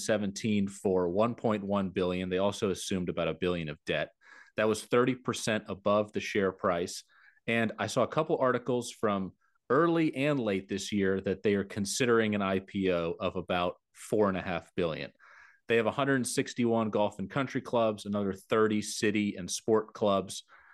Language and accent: English; Atlanta, Georgia, United States; my hometown team, the Atlanta Hawks.